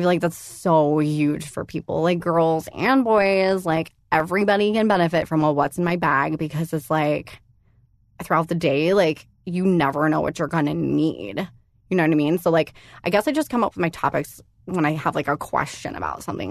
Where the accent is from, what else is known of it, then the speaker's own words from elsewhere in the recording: San Diego, California, United States; moved away; also born or lived in Los Angeles; I went to elementary school down there